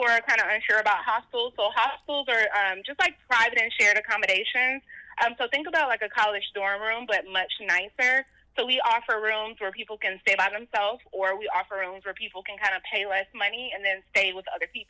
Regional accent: Florida, United States; moved away as an adult; also born or lived in Maryland/D.C. area; now in Texas, United States; I'm originally from Florida. I've been living in Texas for the past 5 years.

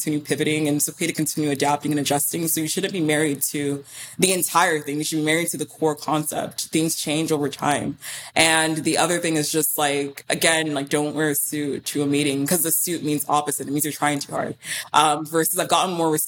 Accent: Houston, Texas, United States; I did grow up in Houston, which is about a 2-hour drive from Austin

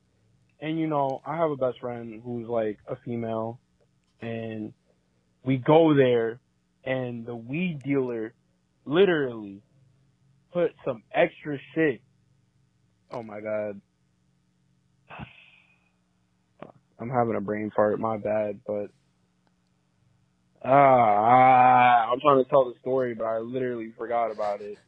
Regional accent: Long Island, New York, United States; I'm from Long Island, New York

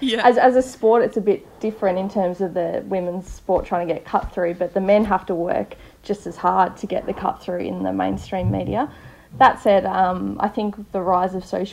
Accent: Tasmania, Australia; I'm from Tasmania, so I played for Tassie

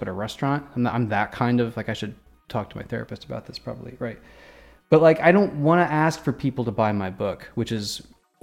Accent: Midwest, United States; I was born in the Midwest

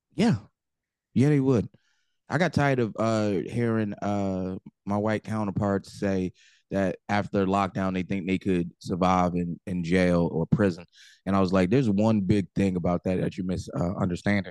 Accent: New Jersey, United States; I'm the dude from Jersey that drinks

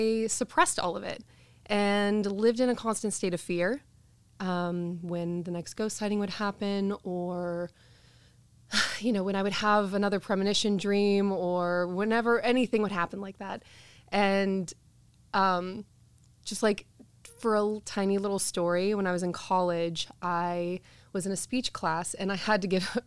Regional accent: Santa Cruz, California, United States; also born or lived in Glendora, California; when I was like 9 years old, my parents moved me up to Santa Cruz

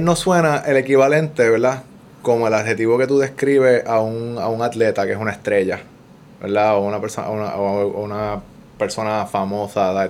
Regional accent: San Juan, Puerto Rico; moved away; also born or lived in California; Yo soy de Puerto Nuevo y mis papás, clase media, mi abuela, 96 años

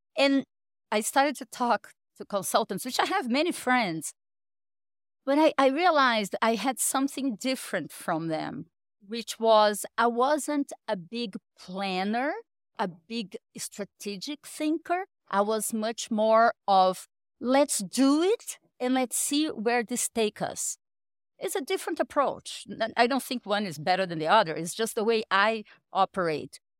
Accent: Rio de Janeiro, Brazil; also born or lived in Sao Paulo; I went to college in Brazil, in Rio. I'm from Rio.

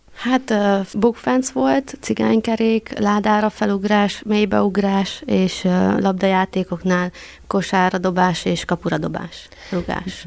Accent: Săcueni, Bihor County, Romania; also born or lived in Cluj-Napoca, Romania / Borș, Romania; Székelyhídra jönnék haza

